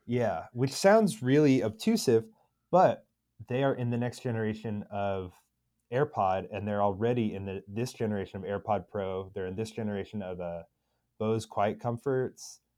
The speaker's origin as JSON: {"language": "English", "area": "Long Island, Suffolk", "region": "New York", "country": "United States", "tie": "born or raised there", "moved": "yes", "lives_now": "Philadelphia, United States", "said": "I grew up on Long Island"}